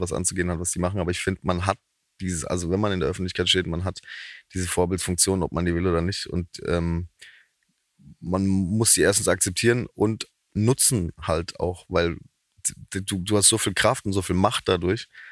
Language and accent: German; Haslach im Kinzigtal, Baden-Württemberg, Germany; accent: Badisch (Alemannic); da in Haslach, wo ich herkomme